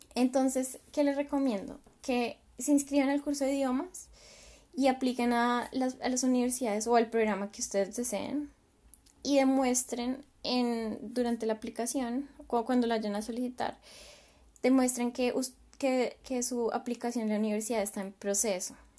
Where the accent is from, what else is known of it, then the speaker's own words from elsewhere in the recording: Colombia; moved away as an adult; now in Germany; yo pues soy de Colombia y mi experiencia fue exclusivamente ahí en Colombia